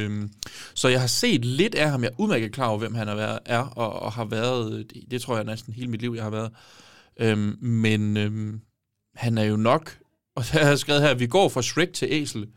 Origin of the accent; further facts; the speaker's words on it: Give, Southern Denmark, Denmark; moved away; jeg har brugt rigtig meget tid hjemme